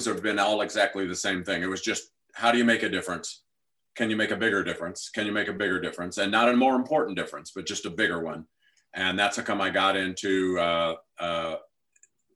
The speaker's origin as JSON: {"language": "English", "town": "St. Louis", "region": "Missouri", "country": "United States", "said": "I'm from St. Louis area"}